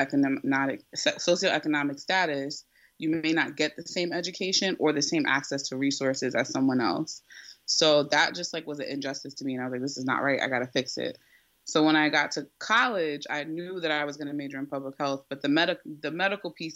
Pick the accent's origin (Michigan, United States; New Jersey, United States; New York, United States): New Jersey, United States; I was born and raised in Jersey, so I'm a Jersey girl